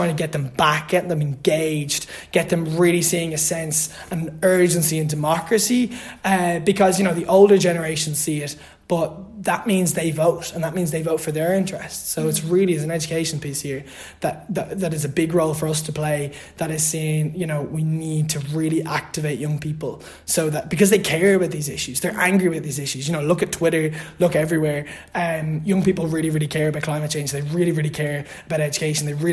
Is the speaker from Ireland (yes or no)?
yes; Louth, Leinster, Ireland; I'm originally from Louth